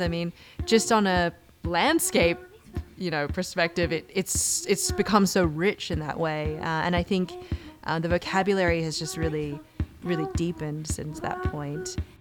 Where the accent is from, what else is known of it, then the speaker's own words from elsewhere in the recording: Sydney, New South Wales, Australia; moved away as an adult; I grew up in Sydney, Australia